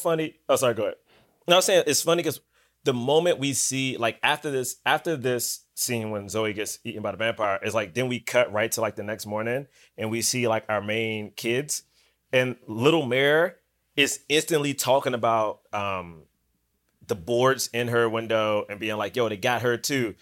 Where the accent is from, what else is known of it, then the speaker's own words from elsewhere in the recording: Washington, District of Columbia, United States; also born or lived in Bronx, New York; now in New York, United States; I'm from Southeast D C